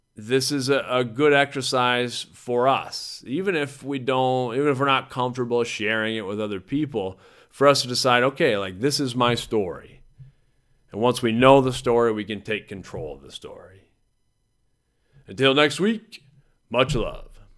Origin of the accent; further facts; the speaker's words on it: Mason City, Iowa, United States; I grew up in Mason City, Iowa. That's where I was born.